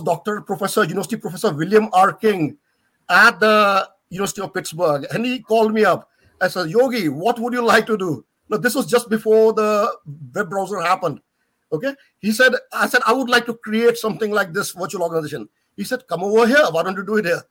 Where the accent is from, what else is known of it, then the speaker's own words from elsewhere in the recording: New Delhi, Delhi, India; moved away; back there in my hometown, the capital of India at that time